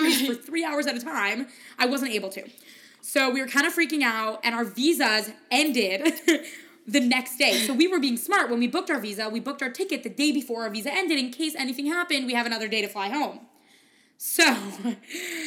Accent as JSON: {"language": "English", "country": "United States", "said": "I'm an American"}